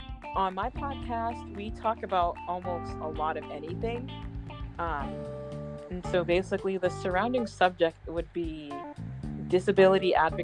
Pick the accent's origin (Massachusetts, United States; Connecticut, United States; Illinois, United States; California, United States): Massachusetts, United States; Boston; also born or lived in Florida; I grew up in Boston, originally from Florida.